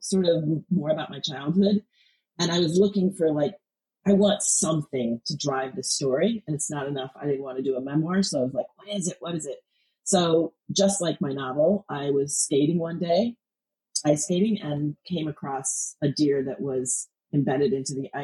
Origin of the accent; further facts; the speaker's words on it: United States; I grew up on the Illinois-Wisconsin border